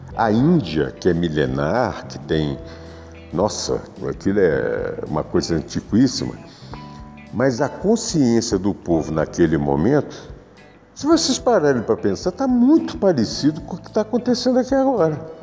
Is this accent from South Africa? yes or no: no; Brazil; como brasileiro sou e gosto daqui e adoro esse país